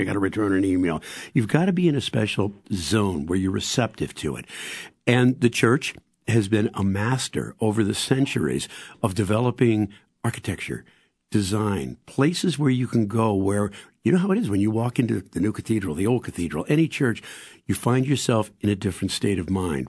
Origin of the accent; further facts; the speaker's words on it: St. Louis, Missouri, United States; growing up in Saint Louis